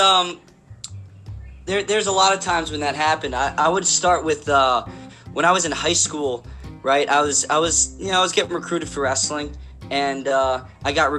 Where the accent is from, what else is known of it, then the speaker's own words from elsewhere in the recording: South Plainfield, New Jersey, United States; I wear that South Plainfield badge with honor